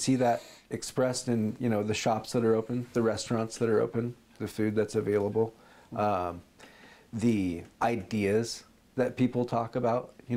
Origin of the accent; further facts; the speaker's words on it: McMinnville, Oregon, United States; I grew up here in McMinnville